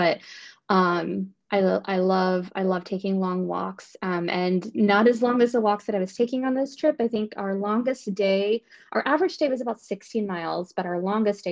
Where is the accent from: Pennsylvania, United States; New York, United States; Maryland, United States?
Maryland, United States; moved away as an adult; also born or lived in Baltimore, Maryland; now in Northern Virginia, United States; I grew up on the Chesapeake Bay in Maryland.